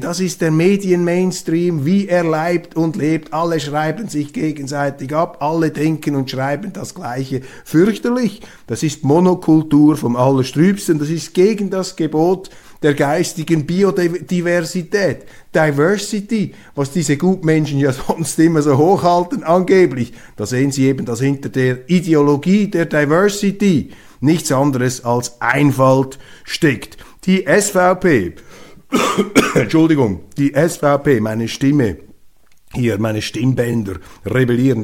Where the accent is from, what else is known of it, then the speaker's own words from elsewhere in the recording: Switzerland; Als Schweizer, auch als Journalist